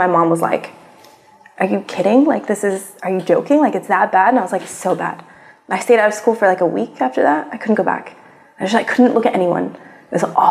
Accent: Kuwait; also born or lived in United States; I spent the last 3 years of high school back here

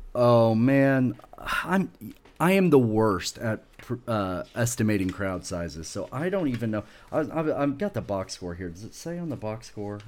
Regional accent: Oklahoma, United States; I grew up in in Oklahoma

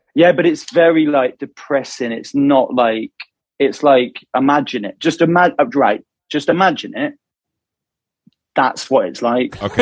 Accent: Wilmslow, North West England, United Kingdom; where we're from Wilmslow or Mac or like, like around that kind of area of Manchester

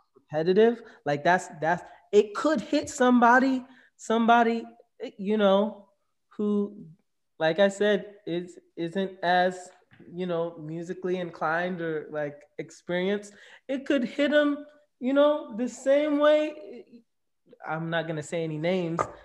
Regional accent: Jamaica; now in United States; I'm Jamaican

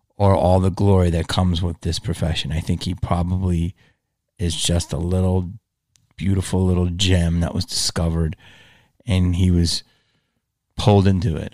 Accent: Philadelphia, Pennsylvania, United States; moved away as an adult; also born or lived in Los Angeles; growing up in Philly

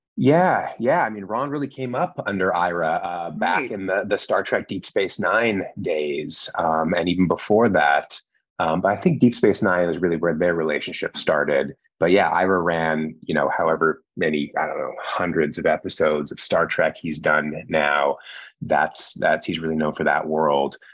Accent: Canada; moved away as an adult; now in Los Angeles, United States; I'm from Canada originally

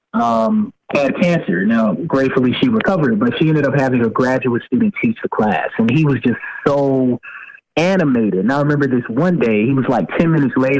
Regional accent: Tennessee, United States; moved away as an adult; also born or lived in California; now in Maryland, United States; I'm originally from Tennessee, but I mean, I'm living here now.

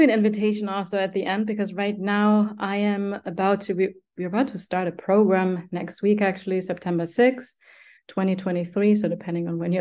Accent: Germany; growing up in Germany, we have a cellar

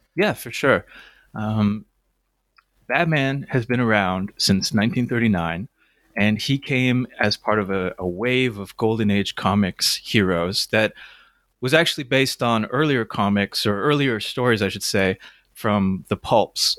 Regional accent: Toronto, Ontario, Canada; I grew up in Toronto

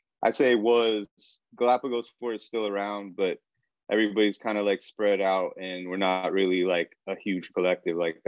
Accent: Rockford, Illinois, United States; now in Chicago, United States; I grew up in Rockford, Illinois, which is about an hour and a half north of Chicago

